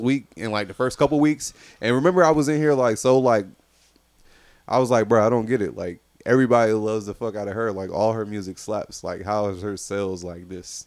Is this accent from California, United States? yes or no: no; Fayetteville, North Carolina, United States; I'm from Fayetteville